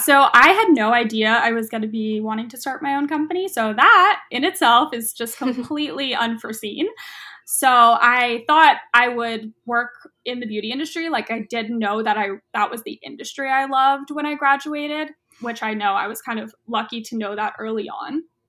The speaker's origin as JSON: {"language": "English", "town": "Los Angeles", "region": "California", "country": "United States", "lives_now": "Oakland, United States", "said": "Yes, I am from Los Angeles area, but I loved the Bay Area when I went up there for college, and I'm still in Oakland."}